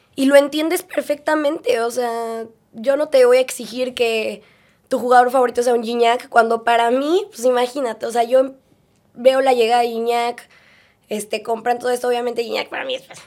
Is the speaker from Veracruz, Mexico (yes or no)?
no; Mexico City, Mexico; yo nací en Ciudad de México y desde chiquita